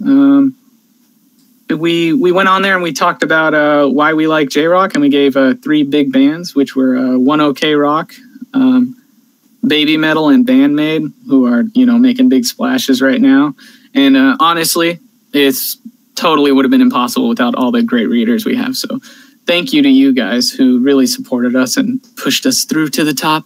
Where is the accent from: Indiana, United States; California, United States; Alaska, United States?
California, United States; my home state of California